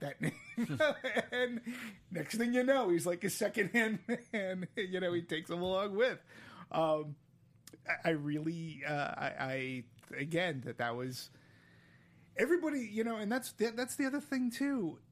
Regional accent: Boston, Massachusetts, United States; now in Southern California, United States; growing up in Boston

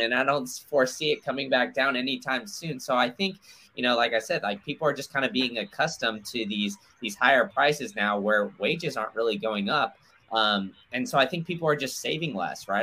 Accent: Austin, Texas, United States; I grew up in Austin

